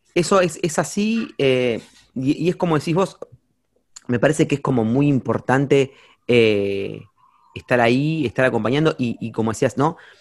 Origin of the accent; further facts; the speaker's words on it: Campana, Buenos Aires Province, Argentina; soy de Campana, es como una ciudad chica